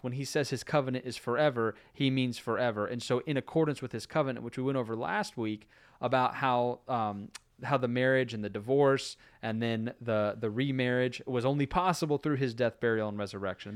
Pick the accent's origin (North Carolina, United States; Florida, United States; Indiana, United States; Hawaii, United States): Florida, United States; moved away; growing up in Florida